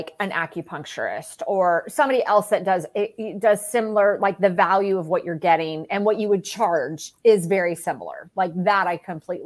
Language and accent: English; Michigan, United States; now in Florida, United States; I am also a Midwesterner from Michigan, moved down here probably about 6 months before Julietta did